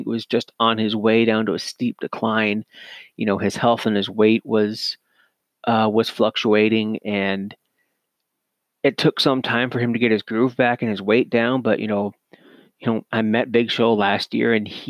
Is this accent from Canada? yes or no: yes; Canada; I'm a Canadian